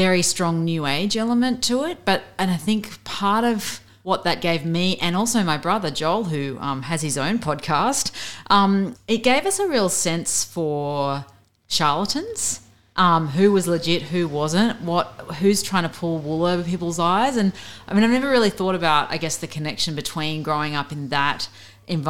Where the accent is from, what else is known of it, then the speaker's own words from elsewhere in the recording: Avalon, New South Wales, Australia; moved away as an adult; also born or lived in Beirut; I was born on the Northern Beaches. I grew up in Avalon.